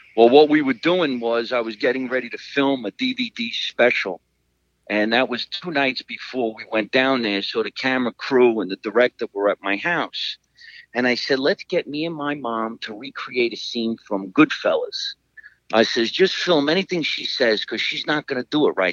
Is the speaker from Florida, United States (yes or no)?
no; Scotch Plains, New Jersey, United States; my hometown of Scotch Plains